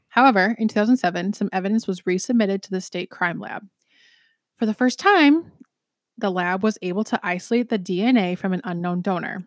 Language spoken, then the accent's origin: English; Fort Atkinson, Wisconsin, United States; my hometown murder